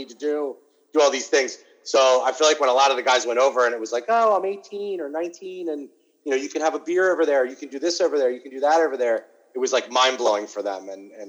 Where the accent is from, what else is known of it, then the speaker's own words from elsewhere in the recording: California, United States; So, we're from California.